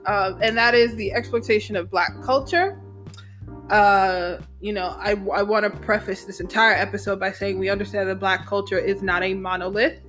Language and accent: English; New York City, New York, United States; I'm from the Bronx